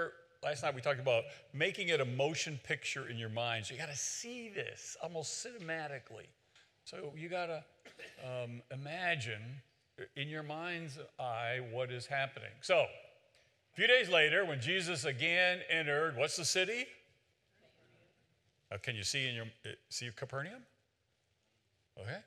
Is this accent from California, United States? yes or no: no; West Virginia, United States; I'm from West Virginia